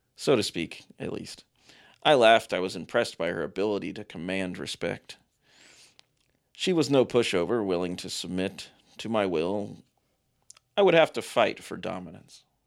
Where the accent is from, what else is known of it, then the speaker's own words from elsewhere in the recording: Ohio, United States; also born or lived in Kentucky; my youth growing up in Ohio, uh, in very sketchy areas of Ohio and Kentucky